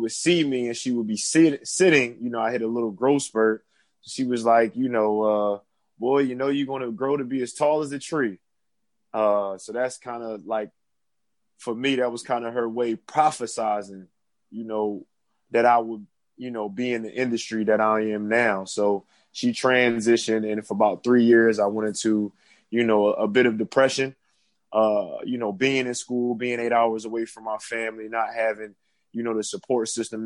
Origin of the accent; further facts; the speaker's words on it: Philadelphia, Pennsylvania, United States; now in North Carolina, United States; I'm originally from Philadelphia. I'm currently in North Carolina, but originally born and raised in Philadelphia